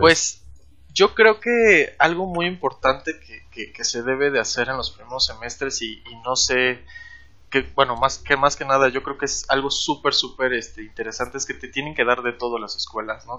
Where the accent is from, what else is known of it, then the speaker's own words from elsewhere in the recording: Chetumal, Quintana Roo, Mexico; yo nací en la capital porque piensan que Cancún es la capital, pero no, ahora viene aquí la idea de que Chetumal es la capital. Yo nací ahí